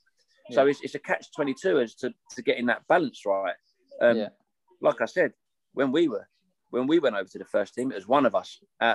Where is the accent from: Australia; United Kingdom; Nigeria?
United Kingdom; England; I was born in England